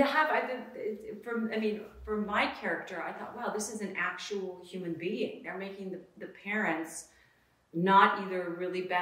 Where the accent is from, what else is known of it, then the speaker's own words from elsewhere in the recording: Orange County, California, United States; I grew up sort of in Orange County